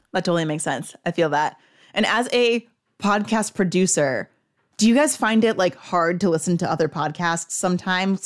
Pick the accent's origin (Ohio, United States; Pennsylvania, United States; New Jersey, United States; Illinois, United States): New Jersey, United States; I'm from North Jersey